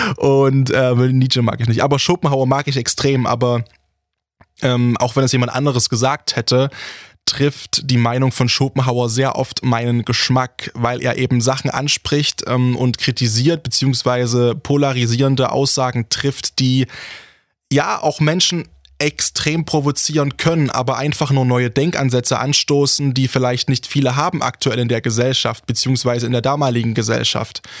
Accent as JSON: {"language": "German", "region": "Saxony", "country": "Germany", "said": "hier bei uns in Sachsen"}